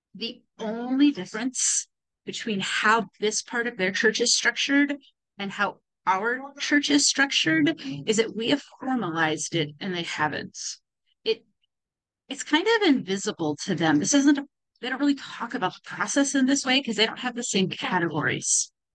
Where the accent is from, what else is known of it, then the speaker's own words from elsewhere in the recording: California, United States; moved away; I grew up in California